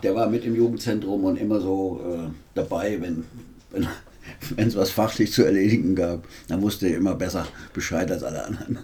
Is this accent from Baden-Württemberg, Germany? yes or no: yes; Weinheim, Baden-Württemberg, Germany; now in Marburg, Germany; in meiner ersten Heimatstadt Weinheim